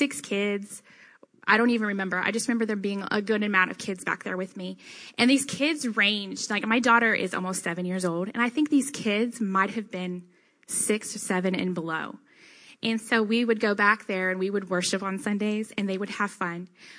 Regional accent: Denton, Texas, United States; growing up in Texas

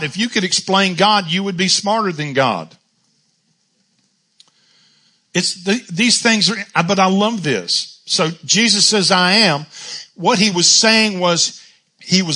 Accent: Charlotte, North Carolina, United States; born or raised there

